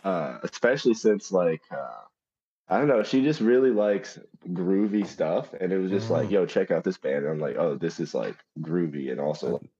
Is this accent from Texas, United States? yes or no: yes; Dallas, Texas, United States; Yeah, we're from Dallas.